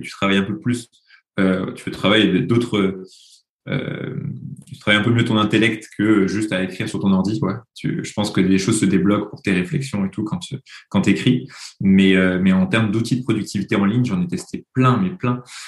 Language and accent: French; Toulouse, Occitania, France; now in Paris, France; je suis euh, toulousain de naissance et parisien d'adoption